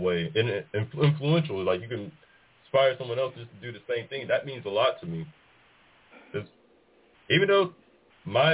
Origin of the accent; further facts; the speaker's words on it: Warren, Arkansas, United States; moved away as an adult; also born or lived in Los Angeles, California; now in Laredo, United States; from the time I turned two, became a native to Warren, Arkansas. Shout out to the graduation class of 2010